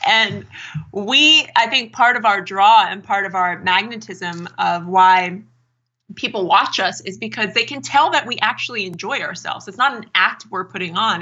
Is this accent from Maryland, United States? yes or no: no; Erie, Pennsylvania, United States; also born or lived in New York; now in California, United States; Erie, Pennsylvania, if I stayed on the life path of most people from my hometown